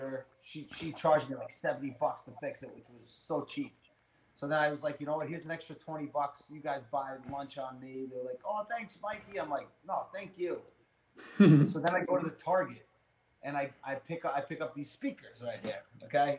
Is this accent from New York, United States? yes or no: yes; New York, United States; I'm from New York. I can't, you know, I have no country accent